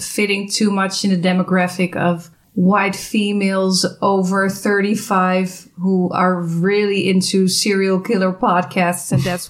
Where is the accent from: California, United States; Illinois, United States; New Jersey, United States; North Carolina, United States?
California, United States; now in Milwaukee, United States; So we're from California and now we're in Milwaukee.